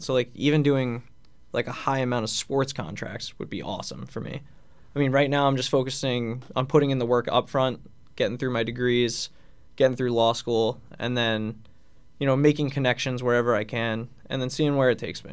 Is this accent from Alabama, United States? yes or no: no; Long Island, New York, United States; I grew up in Long Island